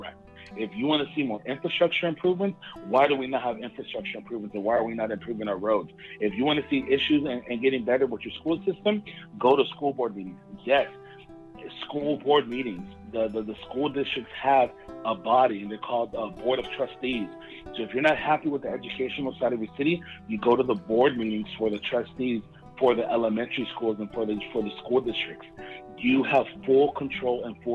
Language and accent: English; United States; I am an American. My ethnicity and my culture is of Latin descent because my parents are from Mexico.